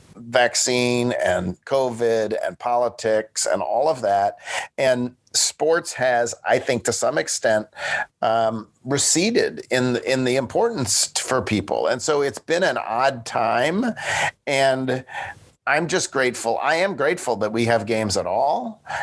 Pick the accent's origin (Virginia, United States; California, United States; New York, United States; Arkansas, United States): New York, United States; Buffalo; now in Memphis, United States; I was growing up in Buffalo